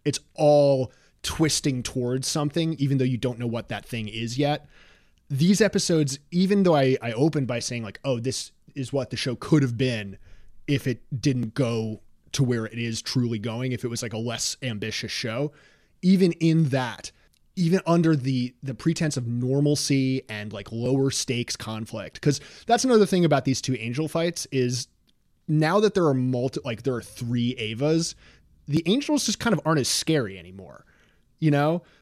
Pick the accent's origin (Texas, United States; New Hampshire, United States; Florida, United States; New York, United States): New York, United States; I and other New Yorkers around my age